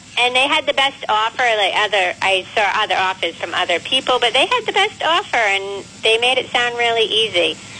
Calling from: Blackstone, Massachusetts, United States; I'm calling in from Blackstone.

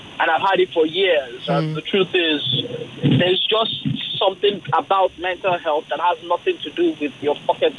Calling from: Ojota, Lagos, Nigeria; I'm calling from Ojota.

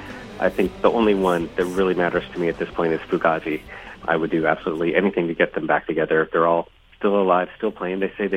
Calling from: Boston, Massachusetts, United States; I'm calling from Boston.

